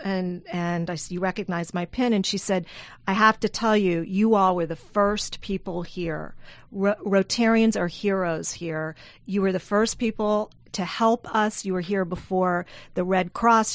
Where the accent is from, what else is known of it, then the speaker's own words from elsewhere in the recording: South Louisiana, United States; moved away; I'm from South Louisiana. I flew home